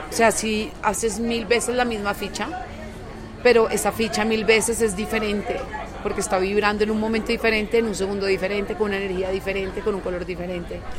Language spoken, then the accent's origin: Spanish; Colombia; me invita como artista colombiana. No me presento mucho en mi país